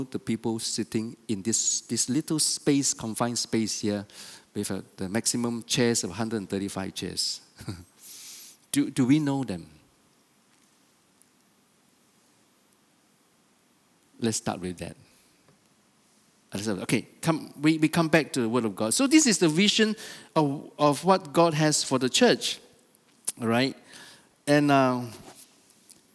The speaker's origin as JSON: {"language": "English", "country": "Malaysia", "said": "I'm a Malaysian"}